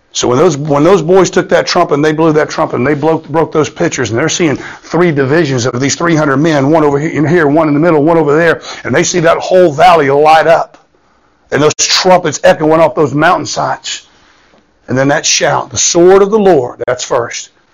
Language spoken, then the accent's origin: English; Florida, United States; I grew up in Florida